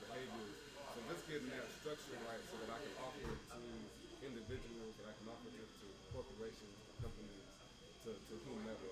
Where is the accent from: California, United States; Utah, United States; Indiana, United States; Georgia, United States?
Indiana, United States; now in Hartsville, United States; I'm from Indiana